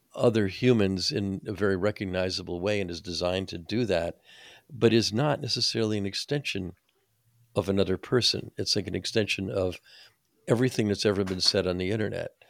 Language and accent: English; New Jersey, United States; I'm from New Jersey